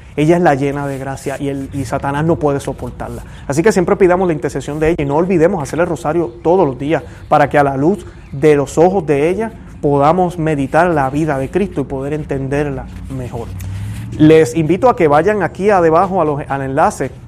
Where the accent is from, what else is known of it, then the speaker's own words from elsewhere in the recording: Puerto Rico; now in United States; La parroquia donde yo iba, en Puerto Rico